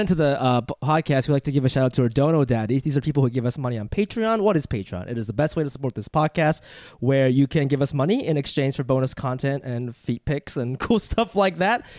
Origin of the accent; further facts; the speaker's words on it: New York, United States; also born or lived in Funabashi, Chiba, Japan; growing up in New York